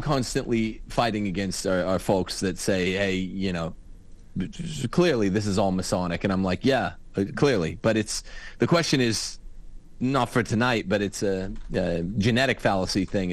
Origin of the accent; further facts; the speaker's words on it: Los Angeles, California, United States; I'm an Angeleno. I was born in Los Angeles.